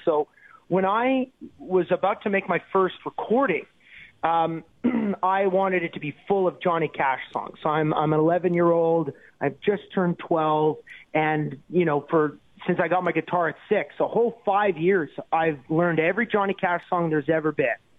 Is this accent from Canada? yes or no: yes; Canada; as a Canadian